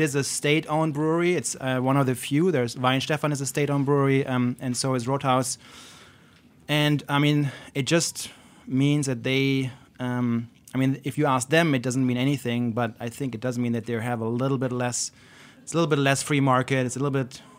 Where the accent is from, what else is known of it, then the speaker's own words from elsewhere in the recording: Pfaffenweiler, Baden-Württemberg, Germany; English is a second language; moved away as an adult; also born or lived in Brooklyn, New York; now in New York, United States; I grew up in Pfaffenweiler, which is like a village in the foothills of the Black Forest